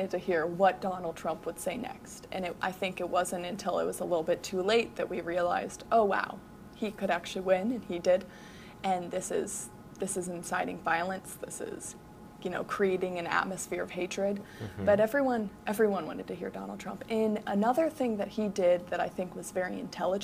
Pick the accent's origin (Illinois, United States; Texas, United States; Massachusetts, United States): Illinois, United States; I'm from Illinois